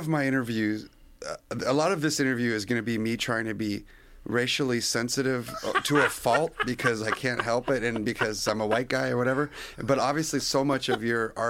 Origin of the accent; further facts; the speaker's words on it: Orange County, California, United States; I grew up in Orange County